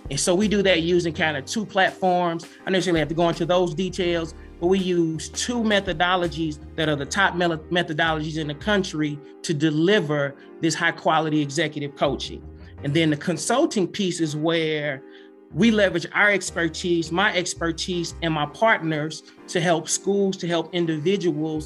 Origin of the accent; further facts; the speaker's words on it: East St. Louis, Illinois, United States; I'm born and raised in East St. Louis